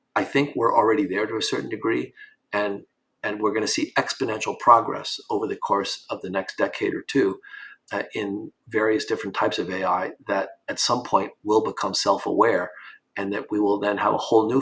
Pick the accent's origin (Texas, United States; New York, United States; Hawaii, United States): New York, United States; when I grew up in New York in the 1960s and 70s